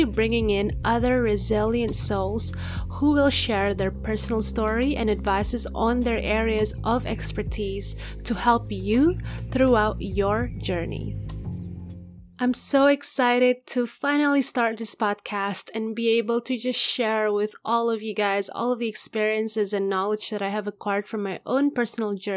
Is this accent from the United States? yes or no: no; Indonesia; now in Spain; I'm originally from Indonesia, but at the time of recording this podcast, I currently live in Spain